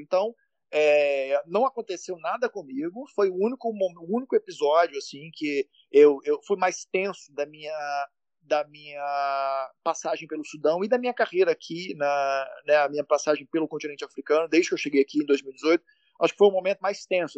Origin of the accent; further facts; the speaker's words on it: Minas Gerais, Brazil; Eu sou de Minas